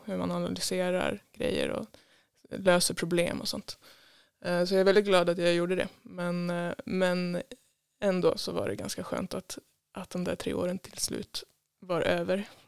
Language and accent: Swedish; Tidaholm, Västra Götaland, Sweden; moved away as an adult; now in Stockholm, Sweden; jag är född här i Tidaholm ehm, och bodde på Enebacken ehm, egentligen ända tills jag började på gymnasiet